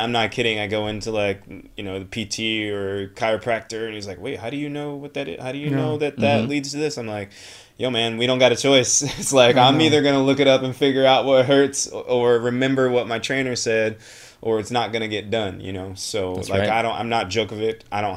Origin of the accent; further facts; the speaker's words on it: Flint, Michigan, United States; I'm from Flint, Michigan